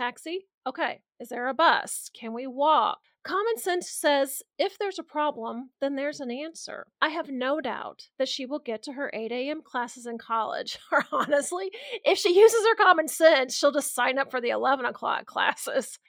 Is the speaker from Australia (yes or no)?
no; Midwest, United States; we're from the Midwest.